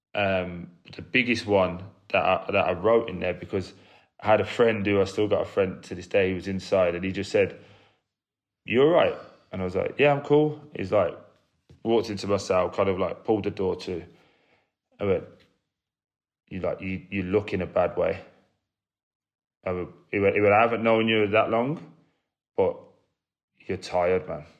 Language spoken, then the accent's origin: English; Birmingham, West Midlands, United Kingdom; I grew up in a, a place called Chelmsford Wood, which is in Birmingham